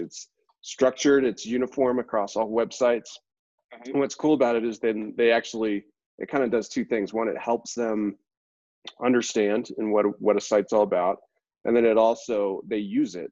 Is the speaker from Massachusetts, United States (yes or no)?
yes; Boston, Massachusetts, United States; moved away as an adult; I'm originally from the Boston area